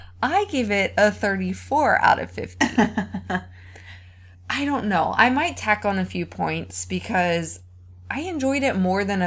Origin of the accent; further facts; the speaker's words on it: United States; I'm from America